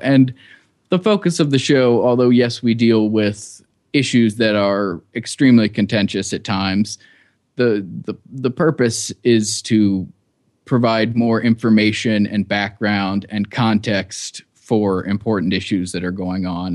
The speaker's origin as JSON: {"language": "English", "town": "Cincinnati", "region": "Ohio", "country": "United States", "tie": "born or raised there", "also_born_or_lived": "New York / Iraq", "moved": "as an adult", "said": "I grew up in Cincinnati, Ohio, and, uh, lived there till I was eighteen."}